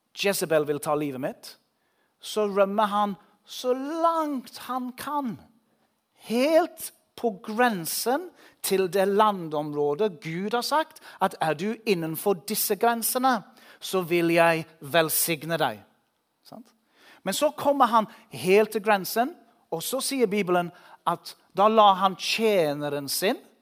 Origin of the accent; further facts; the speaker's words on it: England, United Kingdom; Norwegian is a second language; now in Norway; Jeg bor i Norge, jeg kommer fra England